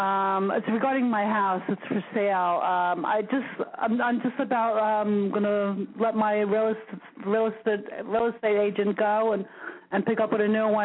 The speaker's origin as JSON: {"language": "English", "town": "Hoboken", "region": "New Jersey", "country": "United States", "moved": "as an adult", "lives_now": "Jersey Shore, United States", "said": "I'm originally from Hoboken, but now I live down the Jersey Shore."}